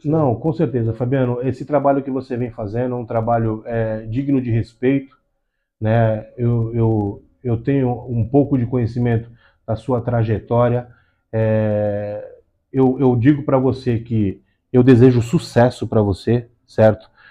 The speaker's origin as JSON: {"language": "Portuguese", "country": "Brazil", "tie": "born or raised there", "said": "Eu sou nascido e criado aqui na Zona Noroeste"}